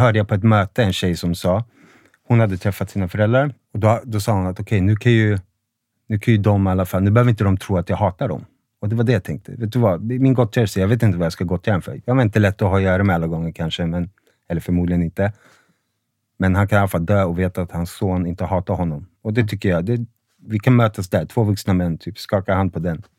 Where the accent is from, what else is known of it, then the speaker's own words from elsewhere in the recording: Sundbyberg, Stockholm County, Sweden; also born or lived in Huddinge; Född i Huddinge, men jag har bott i Rissne hela mitt liv